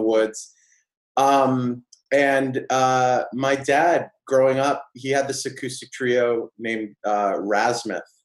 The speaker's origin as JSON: {"language": "English", "town": "Auburn", "region": "New Hampshire", "country": "United States", "tie": "born or raised there", "said": "I grew up in New Hampshire, uh, a really small town called, called Auburn"}